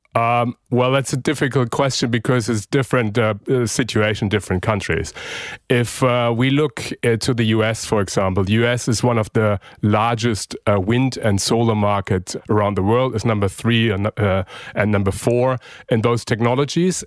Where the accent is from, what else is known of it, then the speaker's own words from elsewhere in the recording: Germany; now in Australia; my home country, Germany